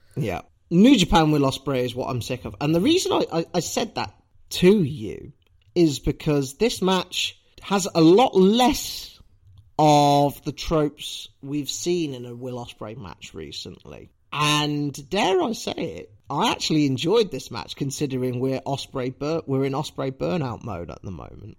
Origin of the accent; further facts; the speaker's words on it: Leicester, East Midlands, United Kingdom; as a citizen of Leicester